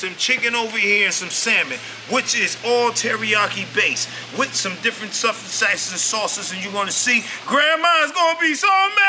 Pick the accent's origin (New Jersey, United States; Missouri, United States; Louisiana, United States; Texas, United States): New Jersey, United States; We're from Jersey.